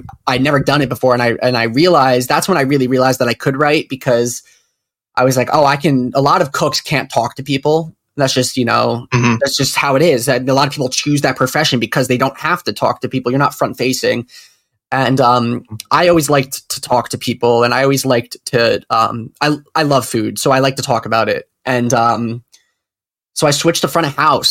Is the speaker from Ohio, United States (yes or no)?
no; Cedar Grove, New Jersey, United States; I'm from Cedar Grove, so everyone's Italian, myself included